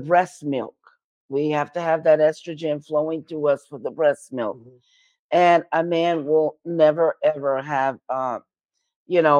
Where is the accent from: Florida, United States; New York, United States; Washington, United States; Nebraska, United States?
New York, United States; New York City; I'm from New York City